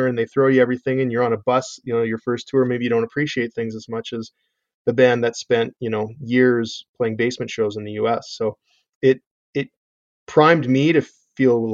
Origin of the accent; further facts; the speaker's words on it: Calgary, Alberta, Canada; we're from Calgary. I mean, Calgary's got 1.3 million people